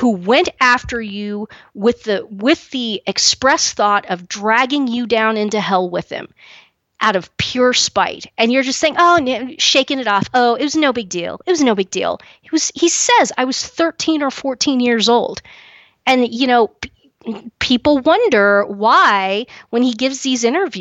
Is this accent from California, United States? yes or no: no; Kansas, United States; where I'm from in Kansas